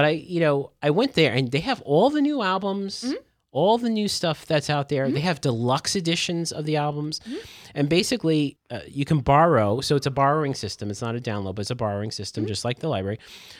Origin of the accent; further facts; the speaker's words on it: the South, United States; I'm from the South.